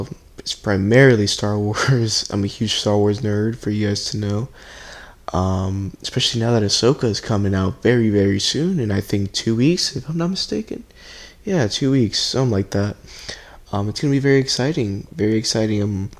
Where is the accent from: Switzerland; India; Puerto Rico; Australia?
Puerto Rico; I'm originally from Puerto Rico. I know I don't sound like it, but, but I can assure you guys that I am. You know, great island, miss my family over there.